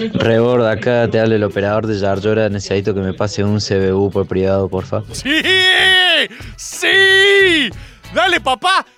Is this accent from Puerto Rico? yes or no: no; Buenos Aires, Argentina; La gente de Córdoba me recibió como una suerte de misteriosa deidad porteña